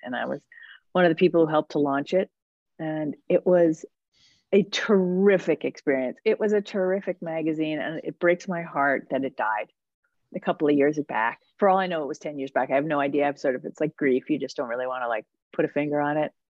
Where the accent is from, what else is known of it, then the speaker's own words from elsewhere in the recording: New Jersey, United States; also born or lived in New York City; I grew up in New Jersey. Um, I mean, I was born in New York City